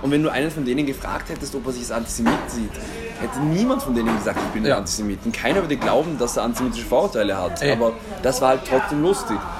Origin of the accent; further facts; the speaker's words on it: Austria; ich fühle mich als Österreicher